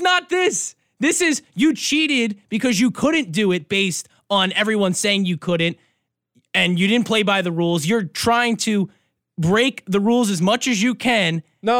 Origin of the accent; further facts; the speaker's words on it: New York, United States; now in Michigan, United States; I'm from New York. I grew up a Giants fan